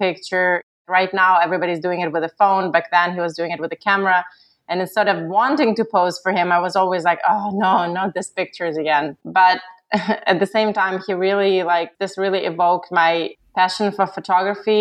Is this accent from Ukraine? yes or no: yes; Ukraine; moved away; I'm originally from Ukraine